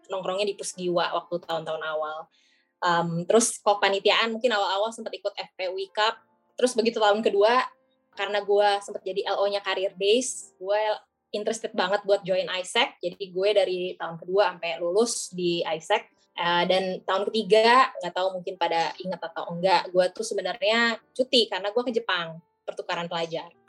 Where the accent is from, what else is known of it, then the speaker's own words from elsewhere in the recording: Bandung, West Java, Indonesia; moved away as an adult; now in Depok, Indonesia; pertama gue masuk sebagai anak daerah ya gue dari Bandung sampai ke Depok Raya nggak kenal siapa-siapa dong ya